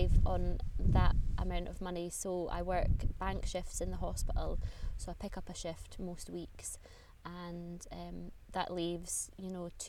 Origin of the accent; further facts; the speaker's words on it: Aberdeenshire, Scotland, United Kingdom; moved away as an adult; also born or lived in Aviemore; now in Edinburgh, United Kingdom; I grew up in Aberdeenshire, which is the northeast of Scotland